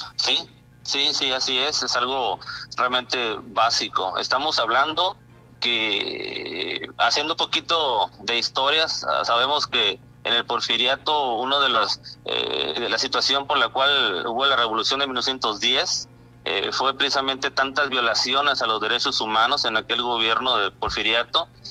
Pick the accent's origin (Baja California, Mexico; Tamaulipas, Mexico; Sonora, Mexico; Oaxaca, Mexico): Baja California, Mexico; Isla de Cedros; moved away as an adult; now in Santa Rosalía, Mexico; orgullosamente soy de Isla de Cedros, Baja California, pero ya nueve años aquí